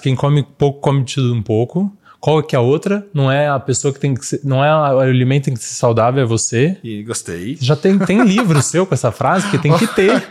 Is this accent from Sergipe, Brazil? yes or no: no; São Carlos, São Paulo, Brazil; Eu sou de São Carlos